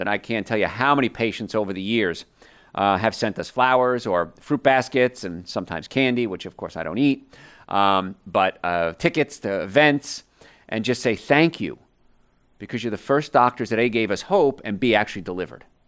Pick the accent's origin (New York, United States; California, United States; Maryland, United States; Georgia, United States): New York, United States; And so I grew up around New York.